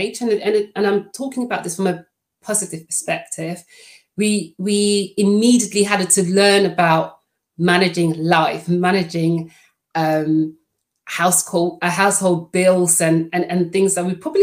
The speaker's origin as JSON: {"language": "English", "country": "Netherlands", "first_language": "Dutch", "second_language": "English", "moved": "yes", "lives_now": "United Kingdom", "said": "I am Dutch"}